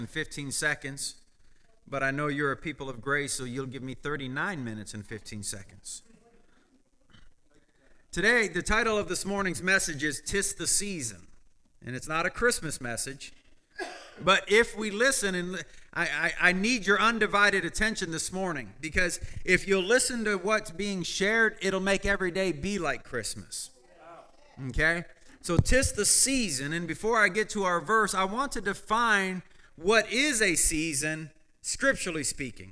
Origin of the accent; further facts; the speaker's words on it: Michigan, United States; as a child, I understood, because I grew up in Michigan with farms all around me